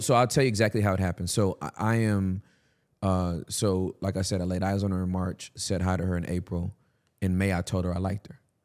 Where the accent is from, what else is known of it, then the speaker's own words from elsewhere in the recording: California, United States; I'm from Cali